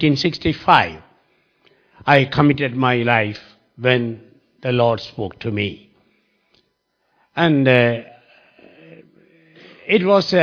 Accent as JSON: {"language": "English", "town": "Mysore", "region": "Karnataka", "country": "India", "said": "I came from a city called Mysore which is in the South India."}